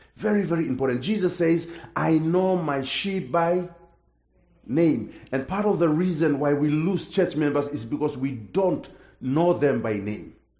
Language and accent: English; Papua New Guinea; English is a second language; I'm from Papua New Guinea